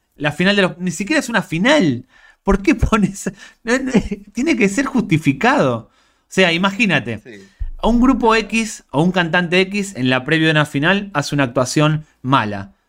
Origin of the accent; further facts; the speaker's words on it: Argentina; Yo tenía cuatro o cinco canales de pequeño en Argentina